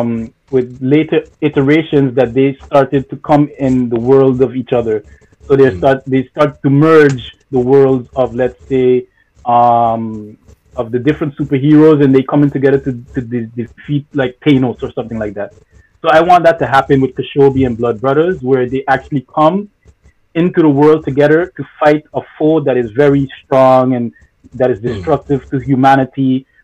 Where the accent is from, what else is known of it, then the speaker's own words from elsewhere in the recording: Sint Maarten; born there; being told to go back to my country of origin, which is St. Martin, because I was born in St. Martin, but to go back to Haiti, to be specific.